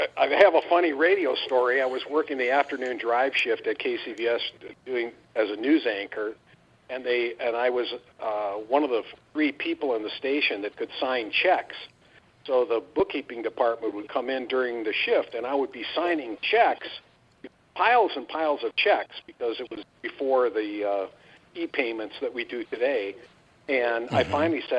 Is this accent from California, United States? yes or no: no; Rhinelander, Wisconsin, United States; moved away as an adult; also born or lived in Appleton / Madison / Milwaukee / Miami; Rhinelander is my hometown.